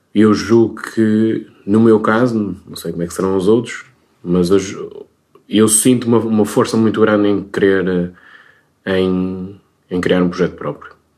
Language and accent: Portuguese; Minho, Portugal; sendo minhoto